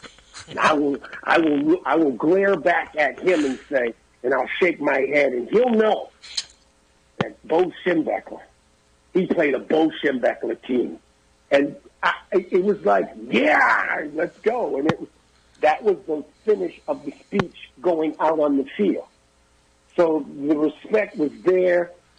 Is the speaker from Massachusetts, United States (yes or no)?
yes; Massachusetts, United States; as a kid growing up in Massachusetts